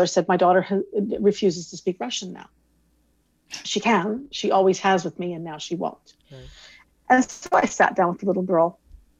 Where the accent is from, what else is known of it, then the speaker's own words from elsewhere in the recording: Canada; first language English; moved away as an adult; also born or lived in Quebec / Montreal / Netherlands; so I'm Canadian. I was raised English speaking, English only.